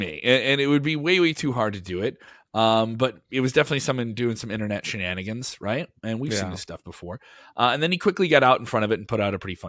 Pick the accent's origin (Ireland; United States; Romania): United States; Champaign, Illinois; I'm from Illinois in Champaign. They run a lot of different things in Champaign.